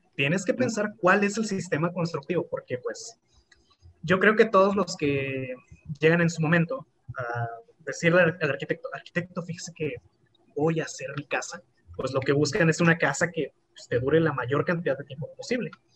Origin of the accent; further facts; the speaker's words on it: Tlalmanalco, State of Mexico, Mexico; de Tlalmanalco